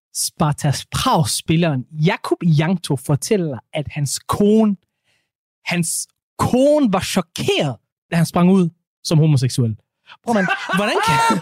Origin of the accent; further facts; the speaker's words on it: Ikast, Central Denmark Region, Denmark; Kom direkte ud fra Midtjylland jeg